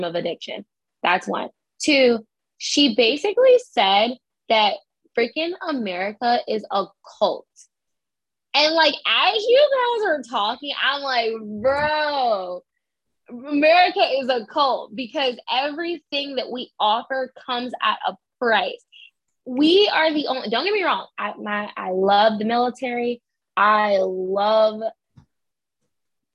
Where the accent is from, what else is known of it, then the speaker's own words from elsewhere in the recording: Boston, Massachusetts, United States; I grew up in Boston